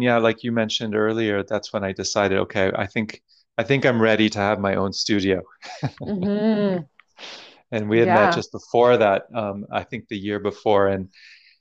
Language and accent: English; Toronto, Ontario, Canada; moved away as an adult; now in Montreal, Canada; When I moved to Montreal, I'm originally from Toronto.